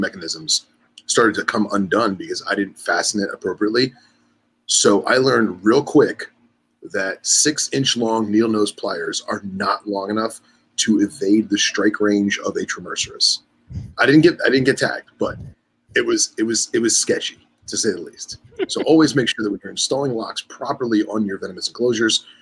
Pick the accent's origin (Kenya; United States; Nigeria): United States; New Jersey; now in Florida, United States; I'm from Jersey, so like it gets cold up there